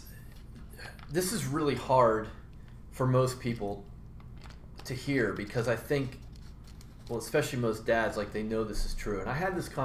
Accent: Rust Belt, United States; I grew up in the Rust Belt in a working, middle-class, Catholic neighborhood

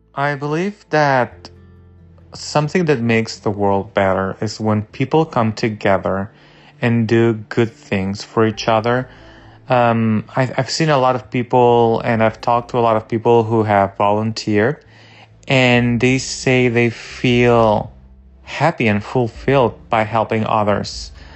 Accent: Barcelona, Catalonia, Spain; moved away as an adult; also born or lived in Mallorca; now in United States; I am from Barcelona, but I was born in Mallorca and I have been living in the United States for six years.

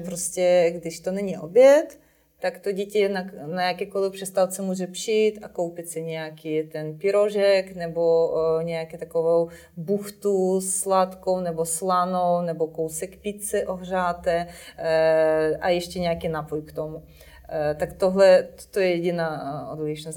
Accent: Ukraine; moved away; u nás v Ukrajině je eh, velice silně rozvinuta síť škol pro neslyšící děti.

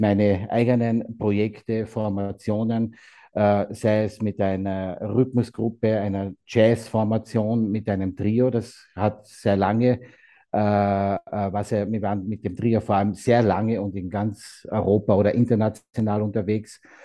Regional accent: Austria; also born or lived in Carinthia; hier bei uns in Österreich

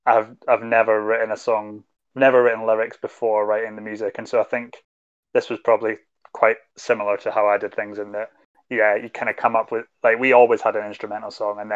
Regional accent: Scotland, United Kingdom; as a Scottish person

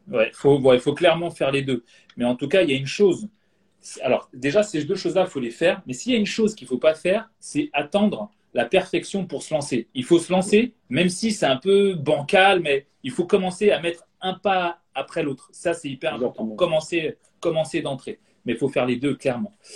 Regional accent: Guadeloupe; now in Bordeaux, France; en ce moment je suis chez moi en Guadeloupe dans la, dans Caraïbe, mais moi j'habite à Bordeaux

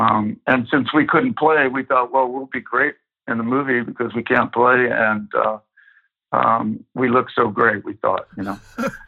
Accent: Huntington Beach, California, United States; moved away as an adult; also born or lived in San Antonio, Texas / San Francisco, California; now in Driftwood, Texas, United States; grew up in Southern California, in Huntington Beach, actually, we ended up moving to. I became a surfer, probably the only Mexican surfer in the, on the planet at the time.

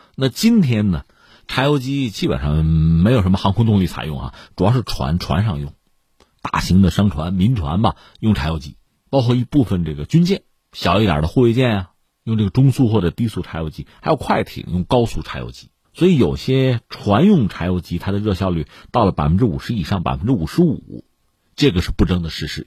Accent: China; 让我们中国人感到非常高兴

